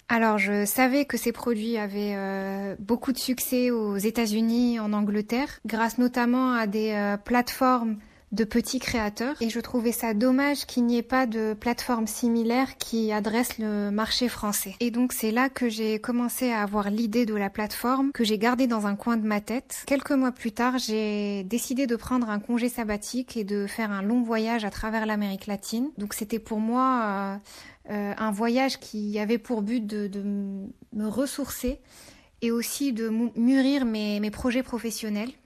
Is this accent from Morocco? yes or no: yes; Morocco; moved away as an adult; also born or lived in France; je suis née et j'ai grandi au Maroc